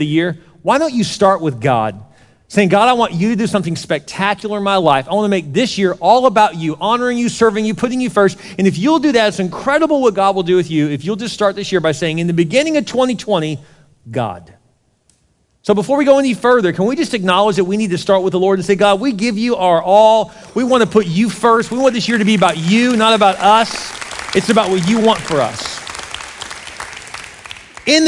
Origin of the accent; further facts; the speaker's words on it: Houston, Texas, United States; moved away; I grew up in Houston, South Houston. The first part of my life was down there right off of NASA Road 1